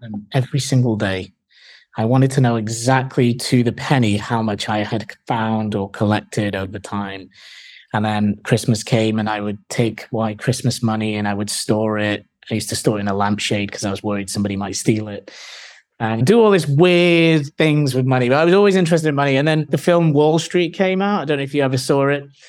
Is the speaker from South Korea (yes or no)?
no; Manchester, North West England, United Kingdom; moved away; also born or lived in Hull / London; I'm originally from Manchester in the U K.